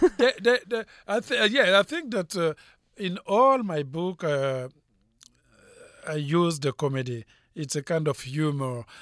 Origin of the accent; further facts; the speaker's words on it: Republic of the Congo; English is a second language; moved away as an adult; also born or lived in France / United States; now in Los Angeles, United States; I was born in Africa, in Congo-Brazzaville, uh, speaking French of Edo. I, uh, went to school of Edo, and then I went to France